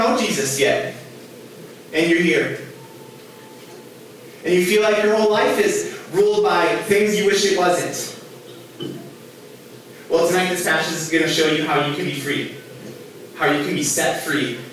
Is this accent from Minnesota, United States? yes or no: yes; Minnesota, United States; I grew up here in Minnesota